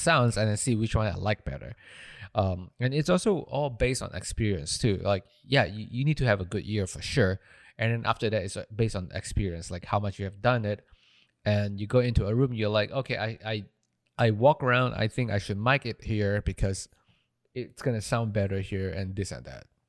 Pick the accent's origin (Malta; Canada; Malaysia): Malaysia; moved away as an adult; I'm from Malaysia